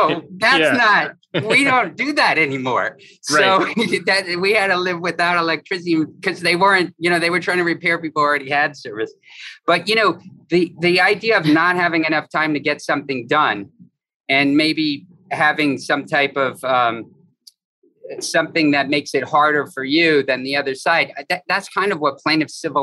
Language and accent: English; Fort Lauderdale, Florida, United States; I'm from Fort Lauderdale